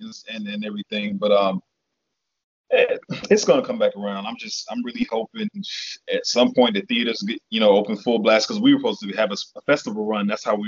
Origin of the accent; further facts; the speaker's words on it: the South, United States; My mother's from New York, so my mother was very she was honest how we spoke, because she raised us in the South. So I'm like in that between.